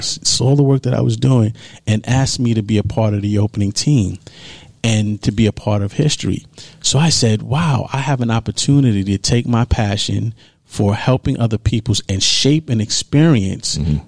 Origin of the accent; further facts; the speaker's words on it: New York City, New York, United States; I grew up in New York. I grew up in Harlem, New York.